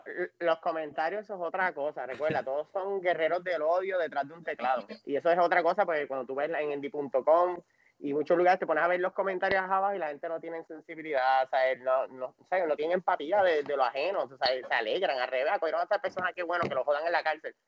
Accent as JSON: {"language": "Spanish", "country": "Puerto Rico", "said": "Somos puertorriqueños que cuando nos damos par de palos tratamos de dar la bomba."}